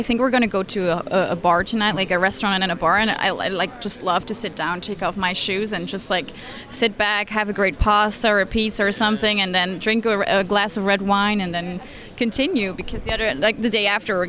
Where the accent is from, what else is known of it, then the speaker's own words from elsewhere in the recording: Belgium; first language Dutch; English is a second language; Oh, so I speak Dutch. That's my mother tongue, or Flemish. That's the same language.